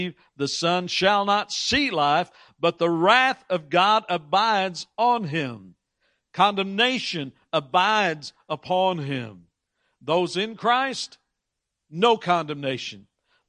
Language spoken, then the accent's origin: English; United States; I was born in the United States of America